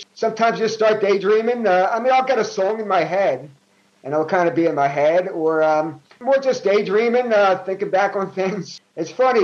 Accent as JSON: {"language": "English", "town": "Philadelphia", "region": "Pennsylvania", "country": "United States", "tie": "born or raised there", "said": "I grew up in North Philadelphia. I grew up in Olney section of Philadelphia"}